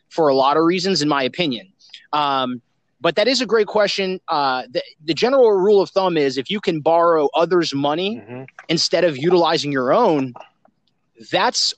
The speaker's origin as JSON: {"language": "English", "region": "South Florida", "country": "United States", "tie": "born or raised there", "said": "I'm a local Floridian born and raised in South Florida"}